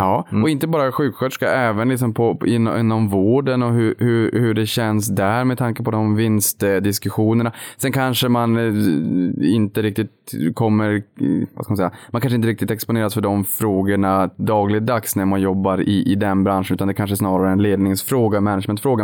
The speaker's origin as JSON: {"language": "Swedish", "town": "Boden", "region": "Norrbotten County", "country": "Sweden", "said": "jag kommer från Boden"}